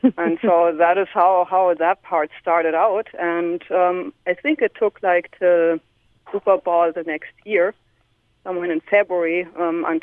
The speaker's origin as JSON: {"language": "English", "country": "Germany", "moved": "as an adult", "lives_now": "Park Ridge, United States", "said": "originally I came from Germany, and when I started working for Michael Becker in Park Ridge"}